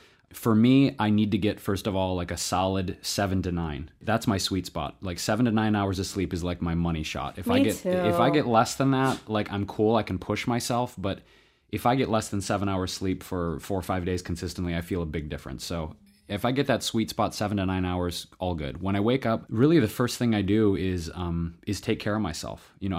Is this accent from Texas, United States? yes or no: no; Detroit, Michigan, United States; I was born and raised actually in Southwest Detroit.